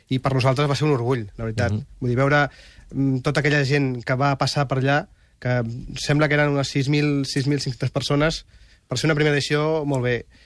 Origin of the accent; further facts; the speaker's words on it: Catalonia, Spain; hi ha altra gent com eh, Blog Museum, que som també catalans